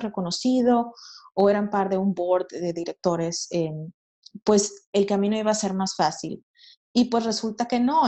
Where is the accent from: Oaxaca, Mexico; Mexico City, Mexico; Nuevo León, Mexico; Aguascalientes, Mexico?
Nuevo León, Mexico; Monterrey; moved away as an adult; now in Halifax, Canada; yo soy de Monterrey, Nuevo León, México